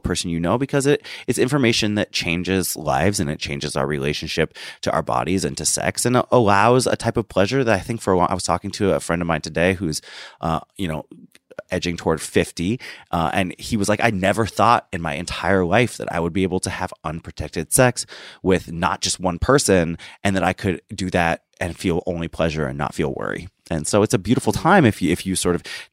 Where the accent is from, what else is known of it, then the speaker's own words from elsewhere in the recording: Washington, United States; my home state of Washington